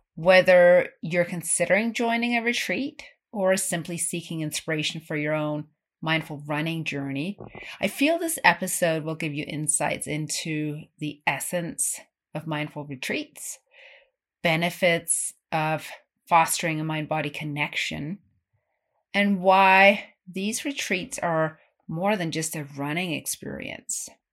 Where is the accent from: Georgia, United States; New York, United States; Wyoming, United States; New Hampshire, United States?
Wyoming, United States; Ten Sleep; my hometown of Tensleet, Wyoming